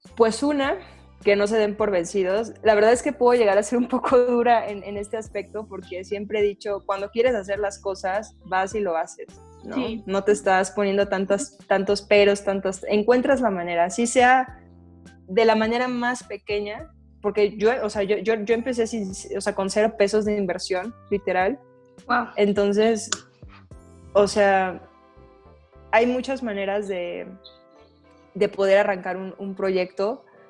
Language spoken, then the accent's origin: Spanish; Mexico; aquí en México